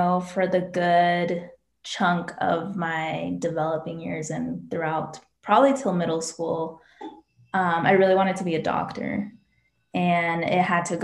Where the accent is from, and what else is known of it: Colorado, United States; born or raised there